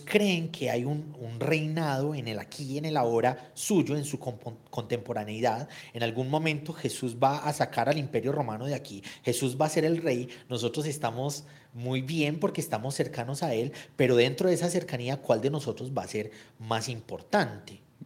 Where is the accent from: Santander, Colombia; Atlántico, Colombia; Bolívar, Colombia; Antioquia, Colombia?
Antioquia, Colombia; Yo soy antioqueño en mi país